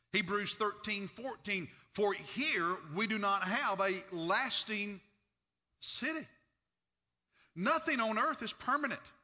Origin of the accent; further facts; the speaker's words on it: United States; accent: hillbilly; I'm an American citizen